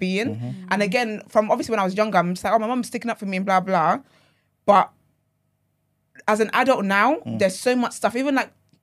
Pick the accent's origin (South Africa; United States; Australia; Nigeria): Nigeria; now in England, United Kingdom; I grew up in Nigeria and then I moved here